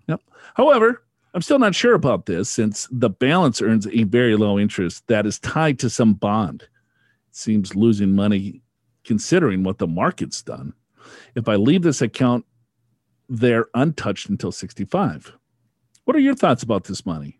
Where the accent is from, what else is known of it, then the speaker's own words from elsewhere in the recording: Minnesota, United States; I am from Minnesota